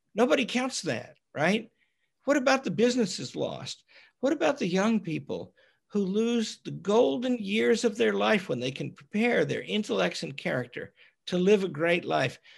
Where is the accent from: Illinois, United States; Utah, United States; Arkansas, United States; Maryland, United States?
Arkansas, United States; We're both from Arkansas.